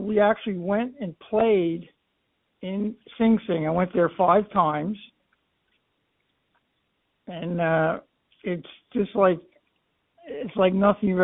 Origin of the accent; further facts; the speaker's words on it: New Jersey, United States; moved away as an adult; now in Michigan, United States; I was born and raised in New Jersey, lived there for 72 years.